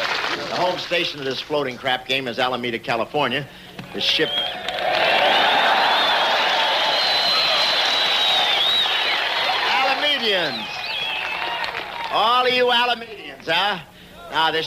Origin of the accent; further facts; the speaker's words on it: England, United Kingdom; moved away; I was born in England